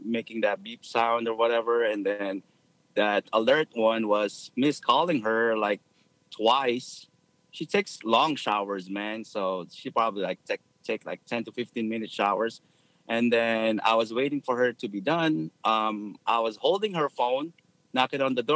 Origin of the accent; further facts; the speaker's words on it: Philippines; moved away as an adult; now in United States; I grew up in the Philippines, moved here when I was 18.